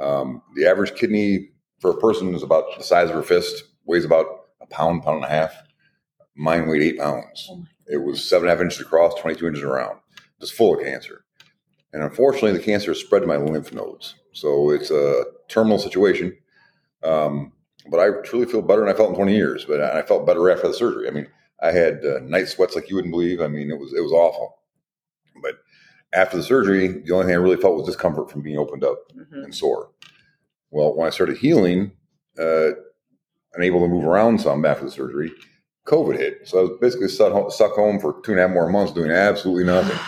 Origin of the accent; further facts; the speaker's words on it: Toledo, Ohio, United States; also born or lived in Kalamazoo, Michigan; I was born in Kalamazoo, Michigan, but I was raised in Toledo